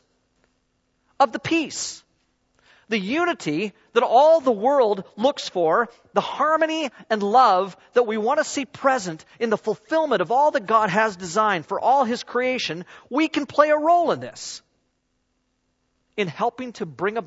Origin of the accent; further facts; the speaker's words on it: United States; moved away; also born or lived in southern United States; I'm an American